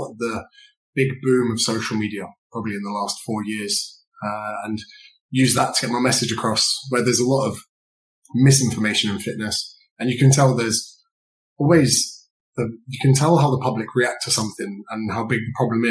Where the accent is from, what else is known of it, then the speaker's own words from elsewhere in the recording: Berkshire, South East England, United Kingdom; I grew up in a county in the UK called Berkshire